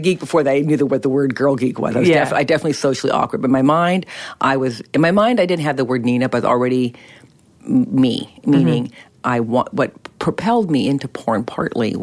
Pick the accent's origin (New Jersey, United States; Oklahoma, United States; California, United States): California, United States; Berkeley; I grew up in Berkeley, California during the 60s and 70s.